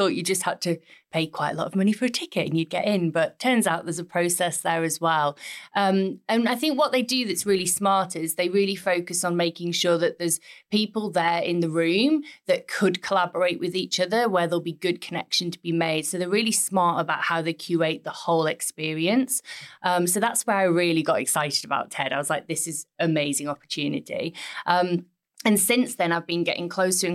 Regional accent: Middlesbrough, North East England, United Kingdom; my hometown, which is Middlesbrough

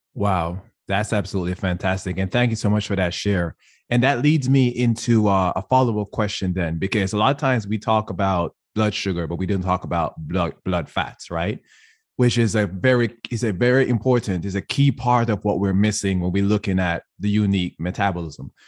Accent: Jamaica; first language English; moved away as an adult; I was born and raised in Jamaica.

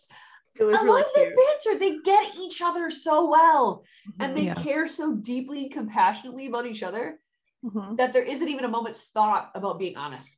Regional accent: India; as an Indian woman who knows what the standards are for a family in that culture

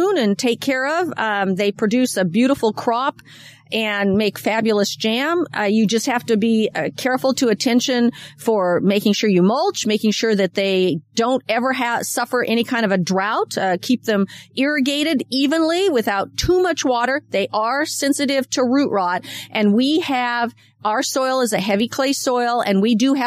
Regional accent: Washington, United States; now in Sacramento County, United States; I come from Washington State

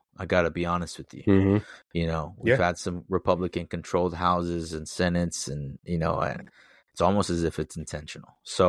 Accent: United States; you usually don't have to give the second one because I'm an American. That's it. That's the only way to look at me.

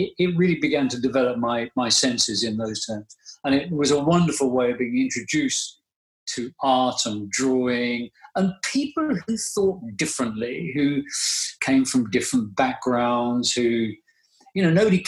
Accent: London, United Kingdom; a golf course very near where I grew up in North London

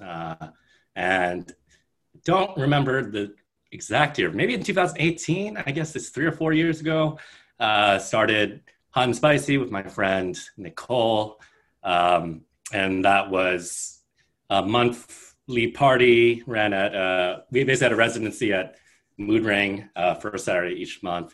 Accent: Bay Area, California, United States; now in New York, United States; I'm from Bay Area in California, but I have lived in New York for 10 plus years now.

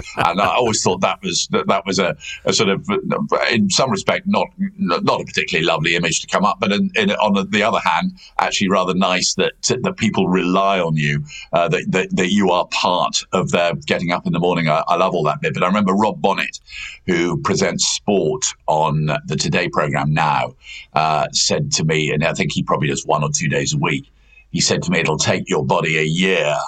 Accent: United Kingdom; also born or lived in Gloucester; I was born in Gloucester, but um, actually grew up in the Gloucestershire, Herefordshire countryside and very rural area

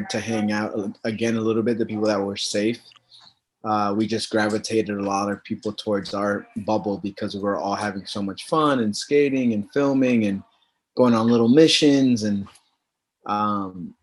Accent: Lowell, Massachusetts, United States; also born or lived in Puerto Rico; I was born in Puerto Rico, but raised in Lowell, Mass

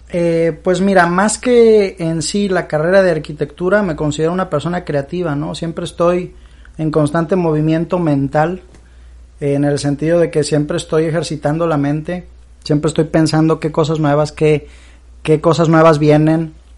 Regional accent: Veracruz, Mexico; moved away as an adult; now in Monterrey, Mexico; soy originario de Veracruz, eh, viví 18 años de mi vida allá, allá vive toda mi familia.

